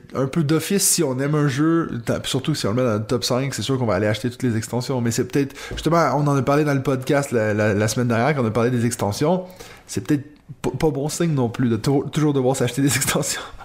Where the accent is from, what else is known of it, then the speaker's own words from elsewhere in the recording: Quebec, Canada; moved away as an adult; now in Switzerland; je viens du Québec